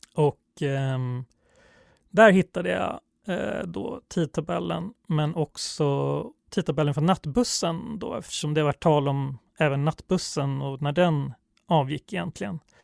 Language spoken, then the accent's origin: Swedish; Stockholm, Stockholm County, Sweden; jag är stockholmare och alltid åkt tunnelbana